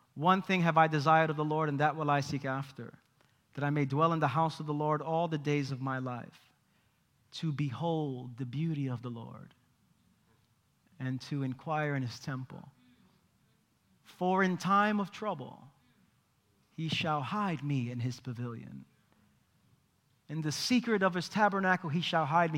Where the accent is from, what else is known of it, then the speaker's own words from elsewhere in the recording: New York City, New York, United States; I grew up in East New York, Brooklyn.